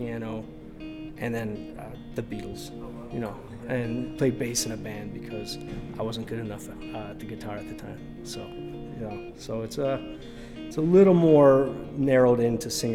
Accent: Rockford, Illinois, United States; also born or lived in Chicago, Illinois; now in Skokie, United States; I was born in Rockford in 1980. I lived here for about 20 years, went to Auburn High School, amongst other schools

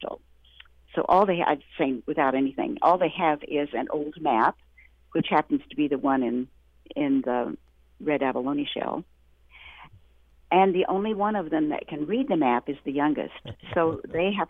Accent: Western Oklahoma, United States; I grew up in Western Oklahoma

